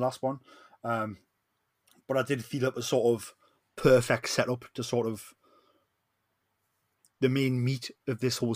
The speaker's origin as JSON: {"language": "English", "area": "Geordie", "region": "North East England", "country": "United Kingdom", "said": "I am the …"}